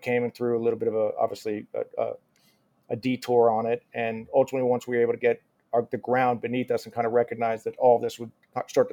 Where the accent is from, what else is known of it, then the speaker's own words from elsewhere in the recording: United States; accent: American; also born or lived in Rhode Island; my American accent